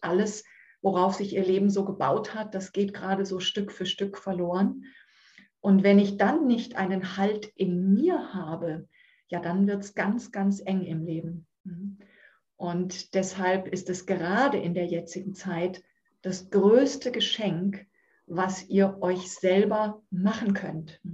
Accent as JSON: {"language": "German", "town": "Münchhausen", "region": "Hesse", "country": "Germany", "said": "ich wohne in dem kleinen, wunderschönen Örtchen Münchhausen im Kreis Marburg-Biedenkopf. Da bin ich zu Hause."}